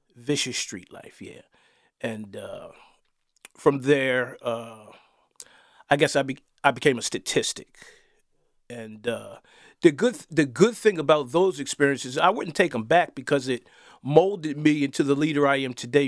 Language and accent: English; Wilmington, United States; I did grow up in the inner city, uh, Wilmington.